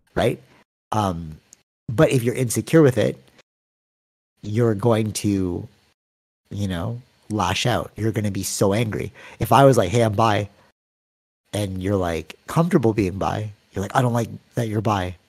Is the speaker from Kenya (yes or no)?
no; Canada; I'm from Canada